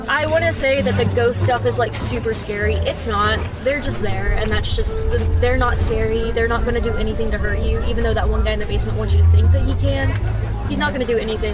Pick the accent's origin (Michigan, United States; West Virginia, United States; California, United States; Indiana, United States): West Virginia, United States; Braxton County; I am originally from Braxton County, um, and I played soccer in Braxton County.